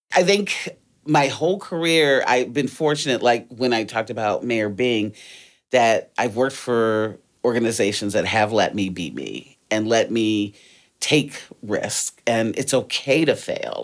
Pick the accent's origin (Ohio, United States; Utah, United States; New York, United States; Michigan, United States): Michigan, United States; Detroit; also born or lived in Washington, D.C.; I was born in D C. My family moved to Detroit when I was nine. So, wasn't born there, but raised, educated, lived there for the majority of my life